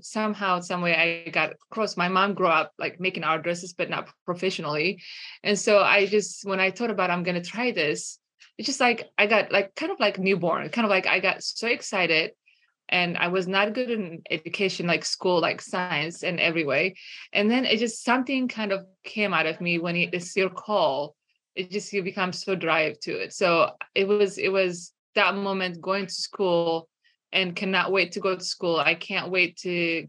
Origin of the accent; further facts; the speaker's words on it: Eritrea; moved away as an adult; now in United States; I grew up in Eritrea, northern east of Africa